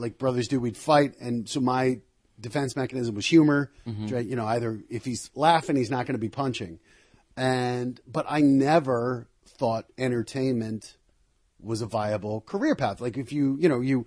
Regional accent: Colorado, United States; moved away as an adult; also born or lived in New Jersey / New York; now in Los Angeles, United States; I'm from Colorado

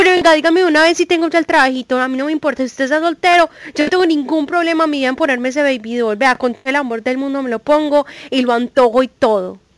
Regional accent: Antioquia, Colombia; Porque no sé si usted sabía, pero yo soy paisa y las paisas pues somos la cosa más consentidora del mundo

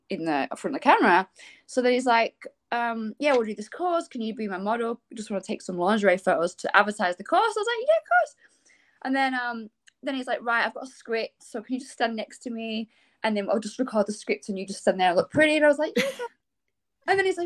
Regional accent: England, United Kingdom; moved away as an adult; I come from England and I've been here 10 years

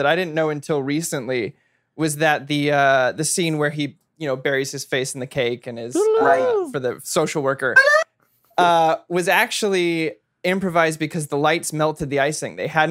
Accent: San Francisco, California, United States; moved away; I'm originally from San Francisco

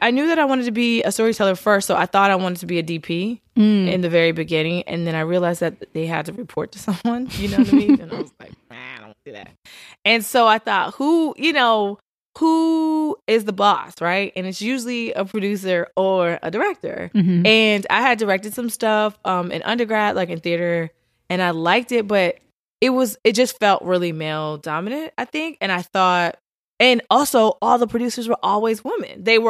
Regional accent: Richmond, Virginia, United States; I'm from Richmond, Virginia. I am a daughter of a preacher and a teacher. I went to Howard University, Bison.

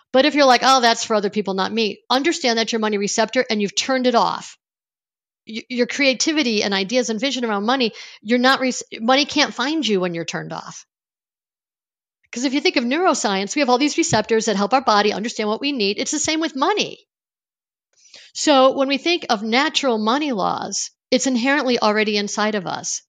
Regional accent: Niagara Falls, New York, United States; I grew up on Niagara Falls, near Niagara Falls in the Buffalo area of New York State

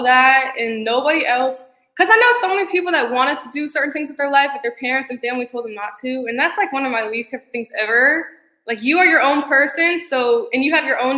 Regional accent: Indianapolis, Indiana, United States; moved away as an adult; now in Los Angeles, United States; I'm from Indianapolis, Indiana. I left when I was 18

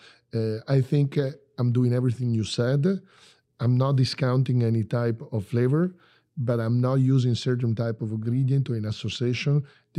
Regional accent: Bologna, Emilia-Romagna, Italy; English is a second language; I grew up in Bologna, Emilia Romagna.

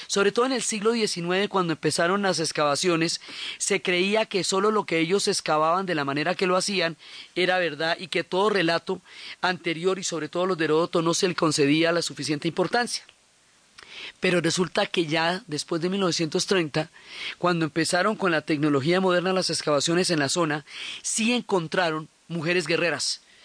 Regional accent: Colombia; Nosotros que somos pueblos del Dorado, que estamos acostumbrados a los quimbayas, que tenemos un museo del oro

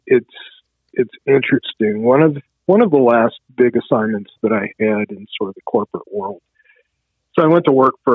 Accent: Charlottesville, Virginia, United States; when I grew up, it was like, I'm getting out of Charlottesville

